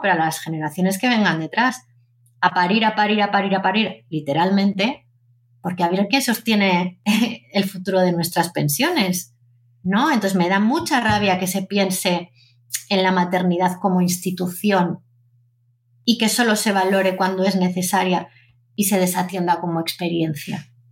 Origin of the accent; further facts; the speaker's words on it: Zaragoza, Aragon, Spain; yo soy una una niña nacida en Zaragoza